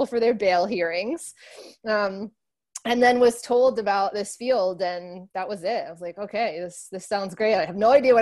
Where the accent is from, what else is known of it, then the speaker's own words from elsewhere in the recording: Northeast, United States; moved away as an adult; also born or lived in Miami; now in New York City, United States; I grew up in the Northeast